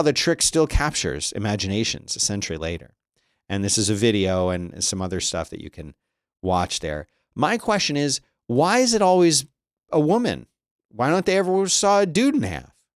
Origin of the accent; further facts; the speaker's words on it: United States; I'm American.